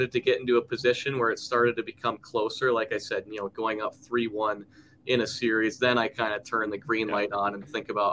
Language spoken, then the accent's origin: English; New England, United States; moved away as an adult; also born or lived in Lake Forest, Illinois; now in Idaho, United States; We grew up in New England with all our roots back in the Midwest in Wisconsin, where both my parents were from.